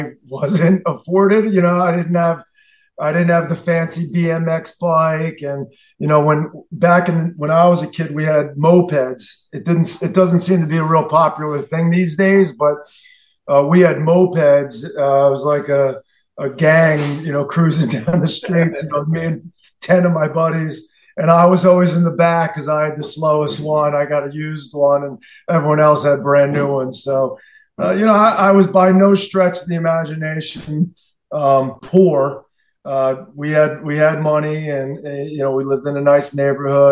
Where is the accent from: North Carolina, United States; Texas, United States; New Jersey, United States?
New Jersey, United States; Asbury Park; also born or lived in Tucson, Arizona / California; I grew up about a mile from there